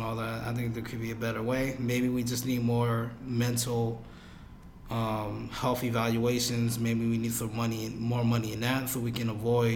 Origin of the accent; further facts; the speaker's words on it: Jersey City, New Jersey, United States; I'm from Jersey, Lang City. And I went to the second most dangerous school in New Jersey at the time, which was Lang City High School.